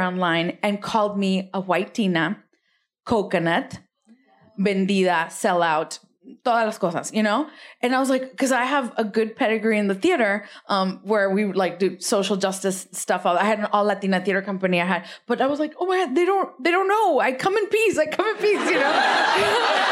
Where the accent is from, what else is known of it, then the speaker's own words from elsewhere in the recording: Rio Grande Valley, South Texas, United States; accent: immigrant accent; now in West Hollywood, United States; I'm from South Texas. I'm not from, uh, East L A. Yeah, R G B, Rio Grande Valley